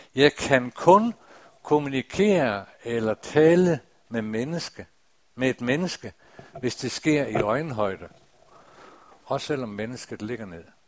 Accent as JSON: {"language": "Danish", "area": "North Jutland, Dronninglund", "region": "North Denmark Region", "country": "Denmark", "tie": "born or raised there", "said": "op i Nordjylland i Drønlund Missionshus, der for mange, mange år siden, da jeg var en dreng"}